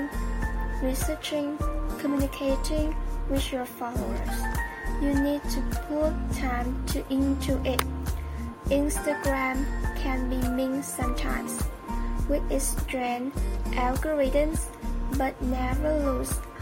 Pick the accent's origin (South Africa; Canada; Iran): Iran; Iran, my home country